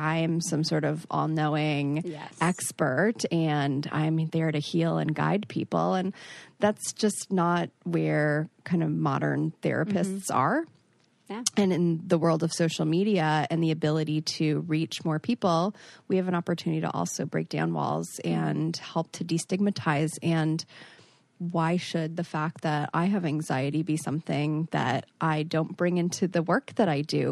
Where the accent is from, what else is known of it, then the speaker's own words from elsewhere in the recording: Toronto, Ontario, Canada; moved away as an adult; now in Minneapolis, United States; I grew up in Toronto.